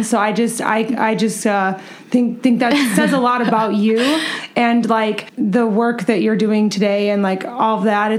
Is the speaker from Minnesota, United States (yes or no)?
yes; Minnesota, United States; now in Chicago, United States; I'm from Minnesota also